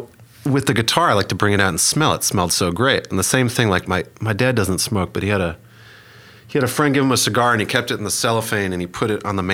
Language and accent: English; Minneapolis, Minnesota, United States; moved away as an adult; also born or lived in Hollywood, California; now in Oklahoma City, United States; I grew up in Minneapolis, Minnesota, moved out to Hollywood, California, and when I was 18.